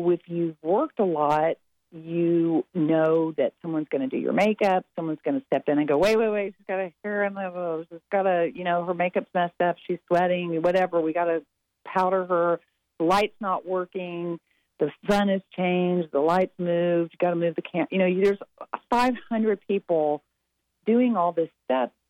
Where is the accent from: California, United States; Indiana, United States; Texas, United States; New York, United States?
Texas, United States; I am from Texas